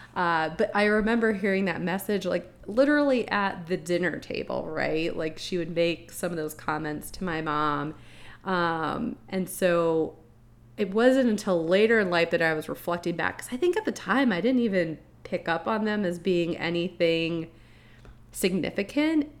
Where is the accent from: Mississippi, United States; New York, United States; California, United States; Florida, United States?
Florida, United States; you and I grew up in Florida